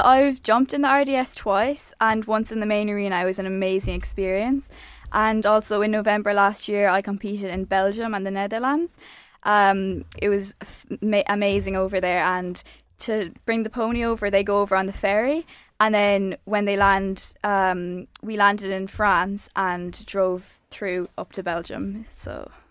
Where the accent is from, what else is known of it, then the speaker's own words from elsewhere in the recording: Ireland; I'm an Irish show jumper.